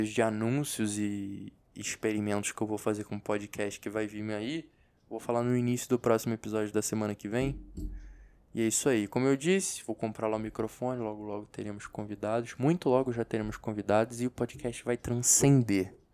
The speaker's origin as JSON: {"language": "Portuguese", "region": "Rio de Janeiro", "country": "Brazil", "accent": "carioca", "said": "um tempo no Rio, meu carioquês fica muito forte. Agora, se eu ficar muito tempo só com brasiliense, meu sotaque de carioquês vai, vai dando uma sumida."}